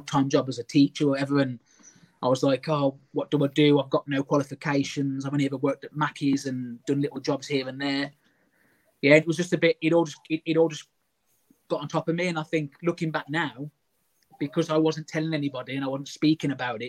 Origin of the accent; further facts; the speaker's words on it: Quarry Bank, West Midlands, United Kingdom; also born or lived in Oxford; I'm from Quarry Bank